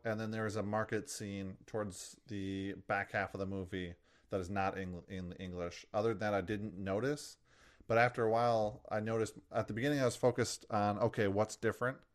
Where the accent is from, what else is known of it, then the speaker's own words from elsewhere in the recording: United States; as an American